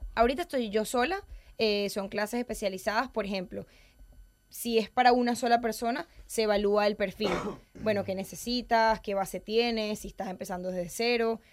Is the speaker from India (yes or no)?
no; Venezuela; moved away as an adult; now in Madrid, Spain; Soy venezolana.